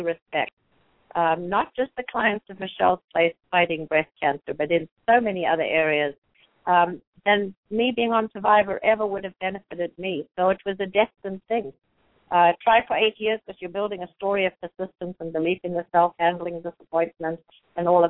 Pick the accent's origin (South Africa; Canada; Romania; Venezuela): South Africa; now in United States; We live in the most amazing country. I'm from South Africa, which was pretty restricted for a lot of our people there